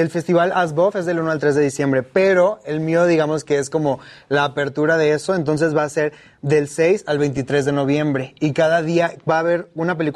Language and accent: Spanish; Monterrey, Nuevo León, Mexico; also born or lived in Veracruz; yo, yo soy de Monterrey, pero nací en Veracruz. Y, en Vera, y mi familia toda es de Veracruz